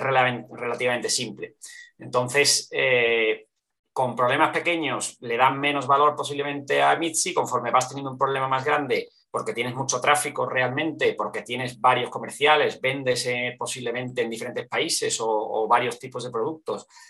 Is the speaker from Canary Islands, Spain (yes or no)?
no; Seville, Andalusia, Spain; also born or lived in Barcelona; now in Madrid, Spain; vengo de Sevilla, vivo en Madrid, he vivido en, diferentes sitios, en, en, Barcelona también mucho tiempo